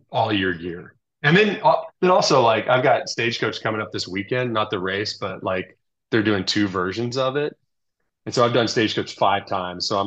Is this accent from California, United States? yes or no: yes; California, United States; I had two down jackets because I'm from Southern California